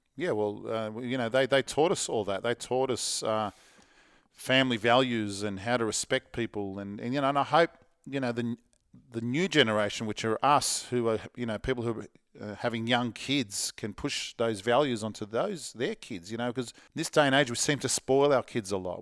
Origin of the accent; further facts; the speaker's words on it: Parramatta, New South Wales, Australia; when I was a kid, I was catching trains from Parramatta to the city